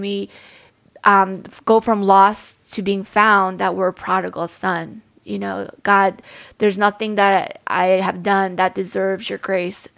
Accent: New York City, New York, United States; I was growing up in Staten Island.

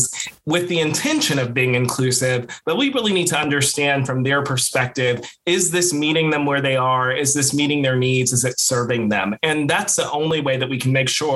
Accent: St. Louis, Missouri, United States; I grew up in St. Louis, Missouri

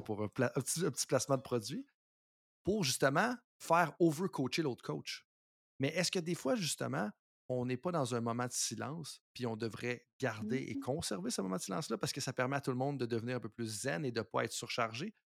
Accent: Canada; en tant que Canadien

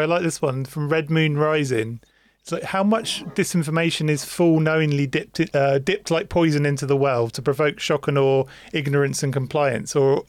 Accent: United Kingdom; I'm British.

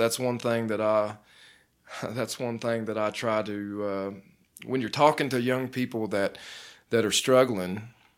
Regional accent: Dayton, Ohio, United States; But I grew up in Dayton, Ohio, and started going to church when I was about 8.

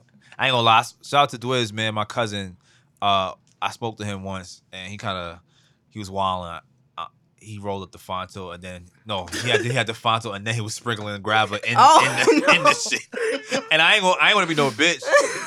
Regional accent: Queens, New York, United States; Queens. I am from Queens.

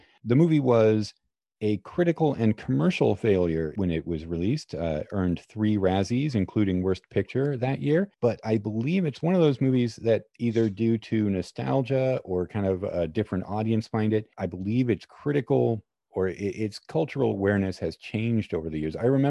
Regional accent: Alaska, United States; now in Los Angeles, United States; Oh, Alaska.

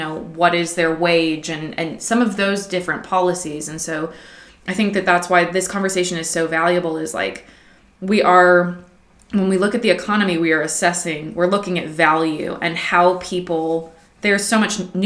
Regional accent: Washington, United States; also born or lived in Los Angeles, California; my family lived in Washington State. I went to school there, but I went back and forth with my grandparents

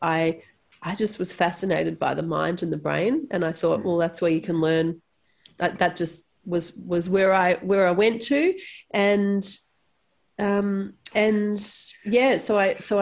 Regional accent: Melbourne, Victoria, Australia; I was born in Melbourne and born and raised in Melbourne

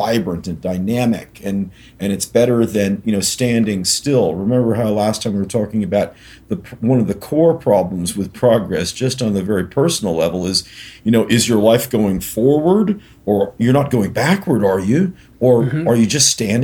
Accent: Berkeley, California, United States; my hometown of Berkeley

